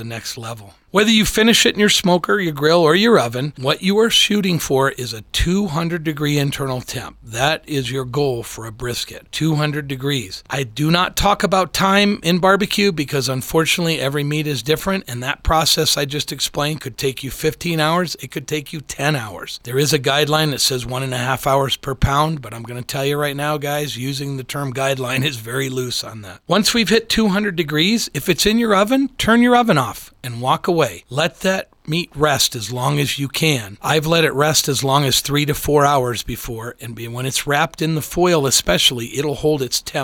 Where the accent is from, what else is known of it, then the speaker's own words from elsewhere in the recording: Midwest, United States; I grew up in the Midwest